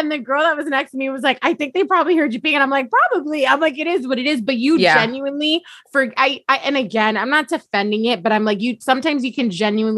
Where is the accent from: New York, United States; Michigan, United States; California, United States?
California, United States; Long Beach; I'm from Long Beach.